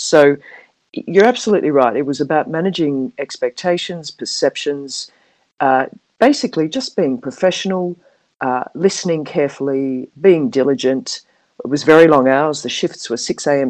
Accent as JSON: {"language": "English", "town": "Perth", "region": "Western Australia", "country": "Australia", "tie": "born or raised there", "also_born_or_lived": "Manly, New South Wales", "accent": "Australian", "moved": "as an adult", "lives_now": "Hong Kong", "said": "I'm Australian, as you uh, probably can pick up by my accent. Um, I went to school and university in Perth in Western Australia"}